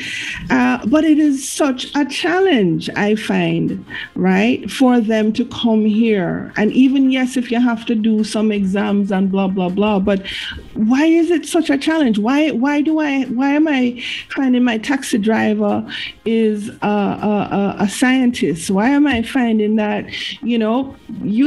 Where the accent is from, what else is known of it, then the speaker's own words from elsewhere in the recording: Jamaica; now in Canada; I am Jamaican and I will be Jamaican